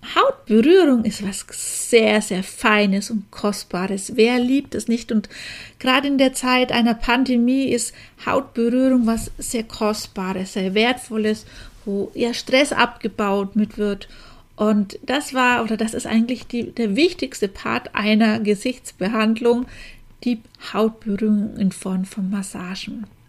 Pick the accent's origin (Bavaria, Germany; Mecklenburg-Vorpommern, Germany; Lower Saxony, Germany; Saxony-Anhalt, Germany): Bavaria, Germany; Franconia; accent: Franconian; now in Augsburg, Germany; du hörst mir bestimmt an meinem Dialekt an, dass ich eigentlich aus Franken komme. Daher mein rollendes R